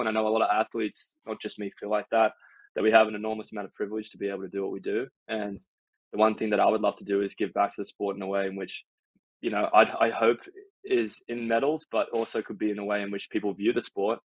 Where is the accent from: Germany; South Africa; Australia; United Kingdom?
Australia; now in United States; I'm considered an American by some Aussies